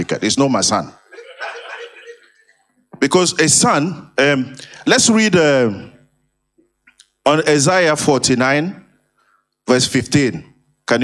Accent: France; English is a second language; I'm a Frenchman

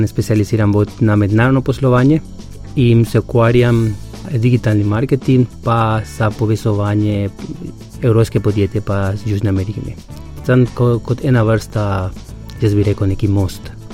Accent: Paraguay; Slovenian is a second language; moved away as an adult; now in Slovenia; sem iz Paragvaja

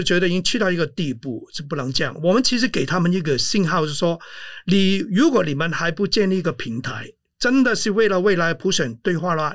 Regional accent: Hong Kong; moved away as an adult; also born or lived in United States; now in Taiwan; 是我长大的地方啊

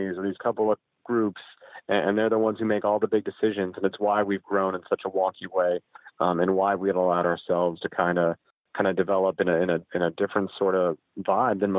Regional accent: Jacksonville, Florida, United States; I grew up here in Jacksonville. I moved here, you know, when I was 10 years old.

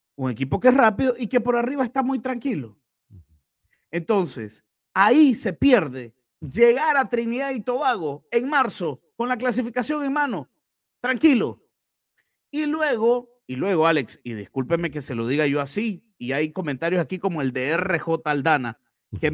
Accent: Nicaragua; si soy o no soy nicaragüense.

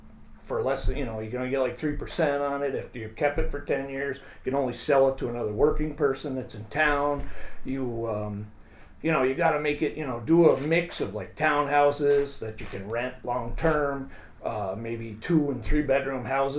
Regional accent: Lake Placid, New York, United States; I was born in Lake Placid, raised on Hillcrest Avenue, which is basically ground zero for the Airbnbs.

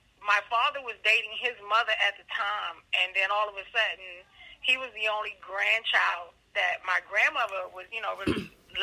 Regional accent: Baltimore, Maryland, United States; also born or lived in Washington, D.C.; I was born at Columbia Hospital for Women in D.C., but I was raised in Baltimore, Maryland by my father's grandparents. And I left them around the age of 13, 14.

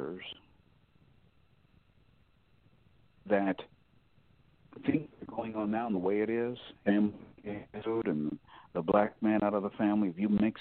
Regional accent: Ohio, United States; now in Michigan, United States; my home state, you go across the border, and I thought, you know, we have a rhino governor in Ohio

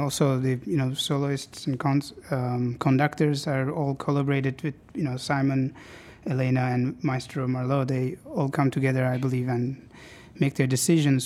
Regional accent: Istanbul, Turkey; moved away as an adult; now in Seattle, United States; something about Seattle reminds me so much of home, Istanbul

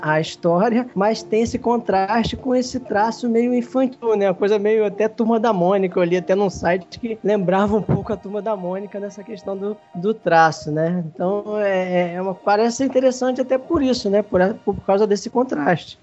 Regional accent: Rio de Janeiro, Brazil; eu sou aqui do Rio.

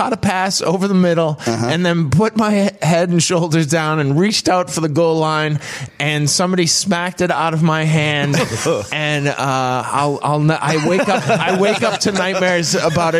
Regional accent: Peabody, Massachusetts, United States; Peabody, Massachusetts, which is on the North Shore of Massachusetts, close to Salem

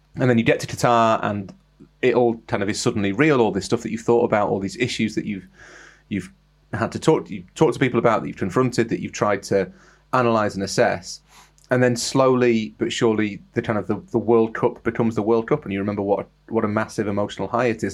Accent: England, United Kingdom; I'm English

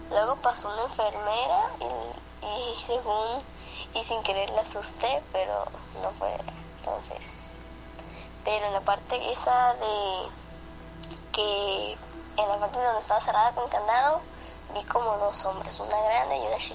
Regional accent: Culiacán, Sinaloa, Mexico; de Culiacán, Sinaloa

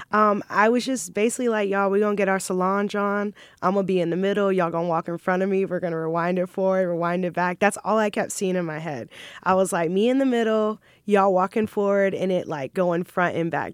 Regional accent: Jacksonville, Florida, United States; also born or lived in Maryland; I pretty much grew up here. I claim, I claim Jacksonville

